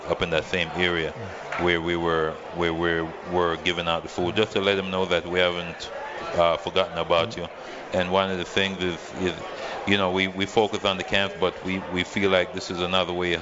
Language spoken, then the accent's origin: English; Freeport, United States; now in Las Vegas, United States; We've been doing it since 2015 in Freeport High School, my hometown